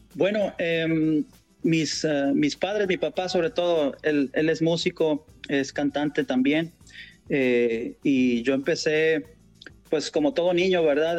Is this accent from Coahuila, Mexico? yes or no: yes; Torreón, Coahuila, Mexico; moved away as an adult; now in Dallas, United States; del norte de México, una ciudad que se llama Torreón, Coahuila, eh, una región conocida como la comarca lagunera. Eh, de por allá somos